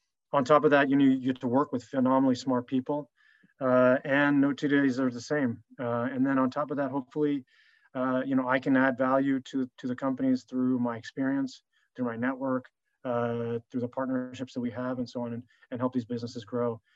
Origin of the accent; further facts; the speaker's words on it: United States; also born or lived in Paris, France / Singapore; grew up most of my life in the United States